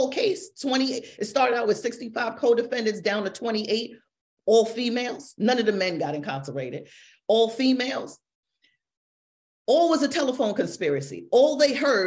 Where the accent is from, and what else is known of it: New York City, New York, United States; born or raised there